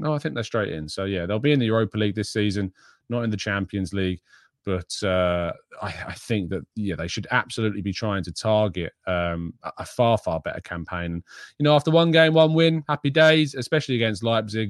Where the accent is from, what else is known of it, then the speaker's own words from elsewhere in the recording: England, United Kingdom; as an Englishman